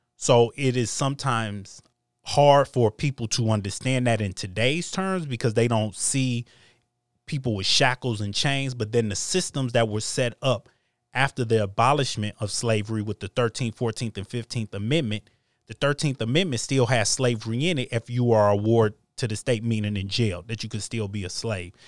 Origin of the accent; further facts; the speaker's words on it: United States; I was born in America, I'm an American